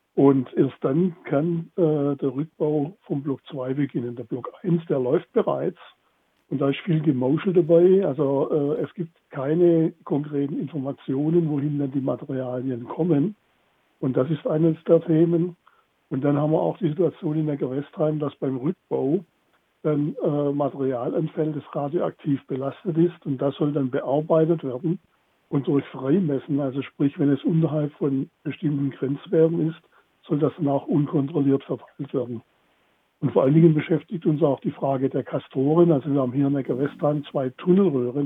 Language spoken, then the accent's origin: German; Baden-Württemberg, Germany; bei uns in Baden-Württemberg